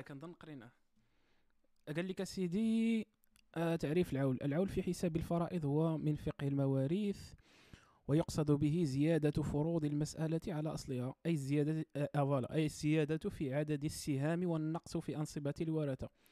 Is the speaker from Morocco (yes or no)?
yes; Morocco; انا في التيران كمغربي